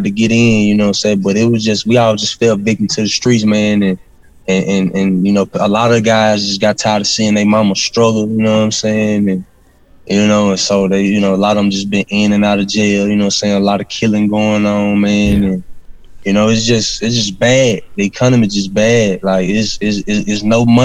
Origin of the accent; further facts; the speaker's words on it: Arcadia, Louisiana, United States; I'm from Arcadia, Louisiana, but it's all in the same parish